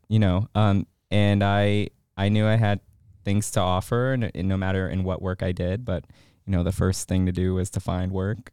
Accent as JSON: {"language": "English", "town": "Chicago", "region": "Illinois", "country": "United States", "moved": "as an adult", "lives_now": "Augusta, United States", "said": "I am from Chicago. Um, not born there, but Chicago, Chicago, excuse me, is home"}